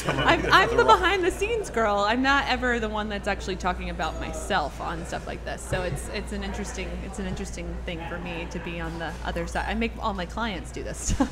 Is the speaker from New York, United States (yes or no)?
no; Baton Rouge, Louisiana, United States; also born or lived in Richmond, Virginia / Boston / Miami / Los Angeles; I grew up in Baton Rouge and worked here in New Orleans for a long time after college. I went to school in Boston. And then I've lived in Miami and L.A.